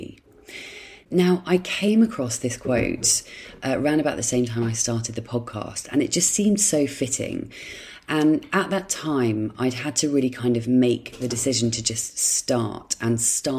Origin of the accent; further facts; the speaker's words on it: Dorset, South West England, United Kingdom; in my childhood home, in the house where I grew up in Dorset.